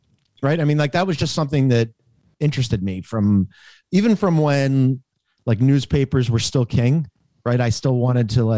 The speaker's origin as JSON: {"language": "English", "town": "Philadelphia", "region": "Pennsylvania", "country": "United States", "said": "I'm from Philly. I've watched these teams my whole life."}